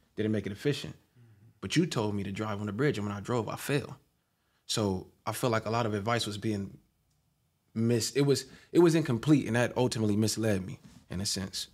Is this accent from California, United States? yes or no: yes; Long Beach, California, United States; also born or lived in Lakewood; Long Beach, my hometown, diverse, skateboards, vans, the beach, obviously